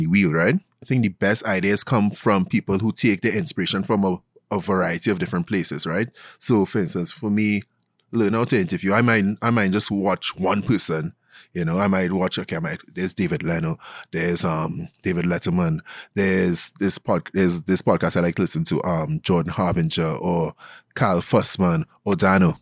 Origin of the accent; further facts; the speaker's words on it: Glencoe, Trinidad & Tobago; I grew up in Glencoe, Trinidad